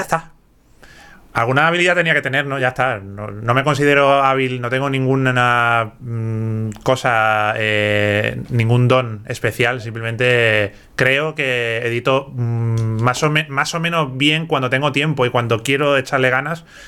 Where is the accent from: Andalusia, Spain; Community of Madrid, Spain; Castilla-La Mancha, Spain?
Andalusia, Spain; accent: Andalusian; ahora mismo estoy hablando con mi acento andaluz y, en fin, es que me sale así, me sale así naturalmente.